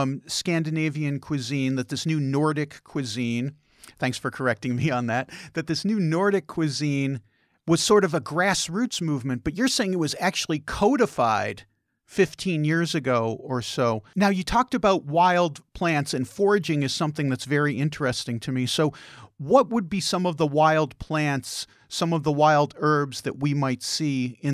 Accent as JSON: {"language": "English", "region": "Midwest", "country": "United States", "lives_now": "Denmark", "said": "I came from the Midwest where people tend to be more quiet."}